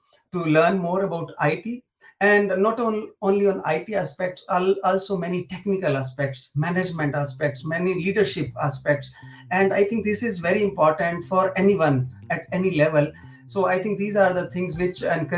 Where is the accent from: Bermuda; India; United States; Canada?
India; Delhi; moved away as an adult; now in Germany; I am basically from North India, from Delhi